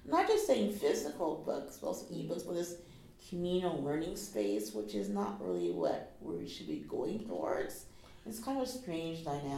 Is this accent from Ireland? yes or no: no; Canada; as a Canadian